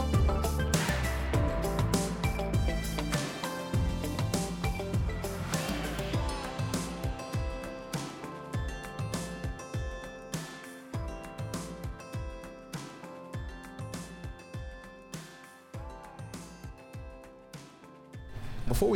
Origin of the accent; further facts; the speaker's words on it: United States; moved away as an adult; now in Sunderland, United Kingdom; I'm from the US